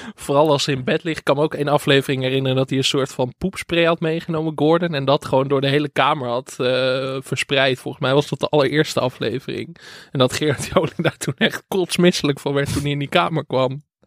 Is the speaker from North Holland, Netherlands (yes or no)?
yes; Enkhuizen, North Holland, Netherlands; ik kom uit Enkhuizen